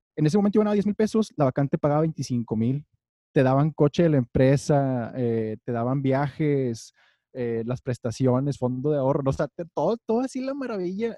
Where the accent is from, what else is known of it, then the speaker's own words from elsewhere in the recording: Monterrey, Nuevo León, Mexico; moved away; yo como buen regio